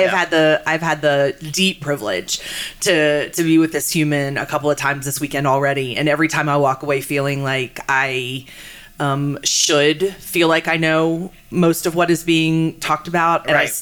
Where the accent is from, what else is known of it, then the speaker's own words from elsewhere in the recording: Winchester, Virginia, United States; I was born and raised in Winchester, Virginia.